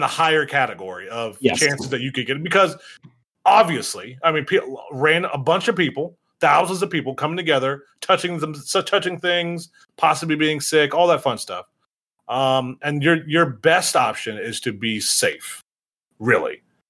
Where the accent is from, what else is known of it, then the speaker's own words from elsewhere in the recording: Michigan, United States; Mark knows. I'm from Michigan. Michigan's the same fucking way.